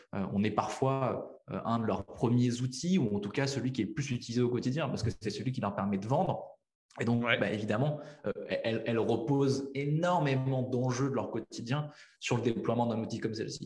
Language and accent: French; La Rochelle, Nouvelle-Aquitaine, France; moved away; also born or lived in Paris; La Rochelle, qui est ma ville natale